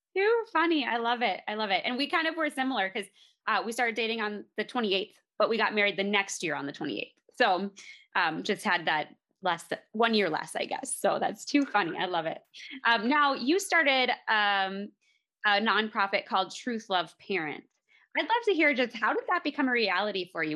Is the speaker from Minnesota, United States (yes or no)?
yes; Minnesota, United States; now in Colorado, United States; we're actually originally from Minnesota. We're in Colorado now